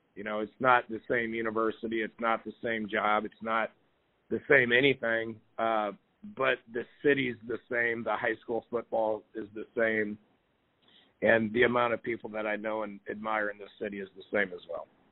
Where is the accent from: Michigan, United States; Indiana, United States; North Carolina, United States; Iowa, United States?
Iowa, United States; Mount Pleasant; moved away as an adult; also born or lived in Davenport, Iowa; now in Houston, United States; Iowa Wesleyan, which was my hometown, okay, which was also in Mount Pleasant, Iowa